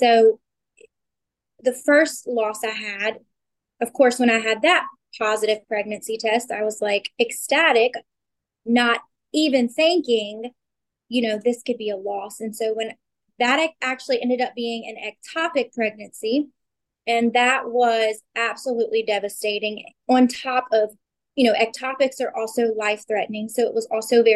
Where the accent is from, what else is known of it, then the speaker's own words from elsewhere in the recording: Louisiana, United States; I am 33 from Louisiana